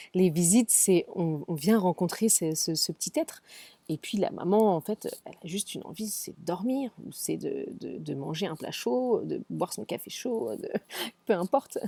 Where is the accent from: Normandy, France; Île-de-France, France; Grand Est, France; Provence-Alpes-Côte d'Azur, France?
Île-de-France, France; Paris; moved away as an adult; now in San Francisco, United States; Je suis née, j'ai grandi à Paris, j'ai travaillé à Paris